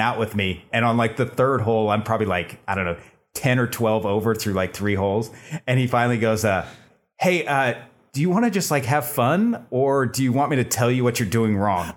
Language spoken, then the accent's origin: English; Bay Area, California, United States; moved away as an adult; now in Los Angeles, United States; I'm originally from the Bay Area. I moved down to L A to get into entertainment industry.